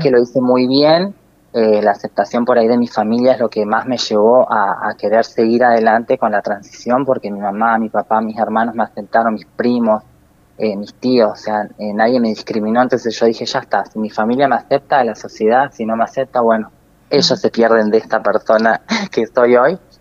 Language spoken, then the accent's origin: Spanish; Río Gallegos, Santa Cruz, Argentina; al ser nacida y criada acá en Río Gallegos